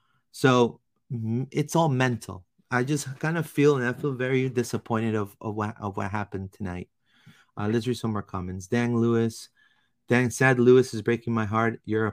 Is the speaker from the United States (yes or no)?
no; Peru; I'm from Peru originally. I'm from Peru.